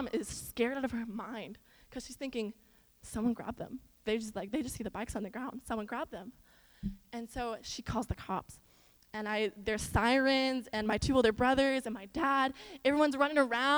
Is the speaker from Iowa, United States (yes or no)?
yes; Iowa, United States; now in Texas, United States; So growing up in Iowa, I grew up in like this stereotypical like small farm town.